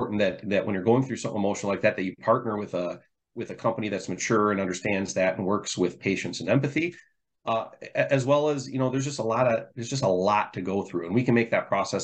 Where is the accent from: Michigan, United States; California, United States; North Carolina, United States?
Michigan, United States; growing up in Michigan and knowing this area, you know, like, Austin and I have lived here our whole lives